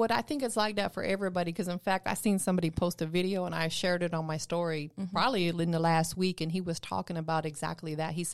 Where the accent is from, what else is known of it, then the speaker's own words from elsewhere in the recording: Tampa, Florida, United States; now in Atlanta, United States; Where you from? I'm from Tampa.